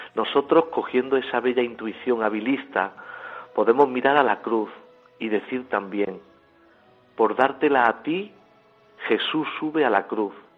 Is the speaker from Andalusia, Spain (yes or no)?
yes; Villafranca de Córdoba, Andalusia, Spain; En una pequeña ermita en mi pueblo natal, en Villafranca de Córdoba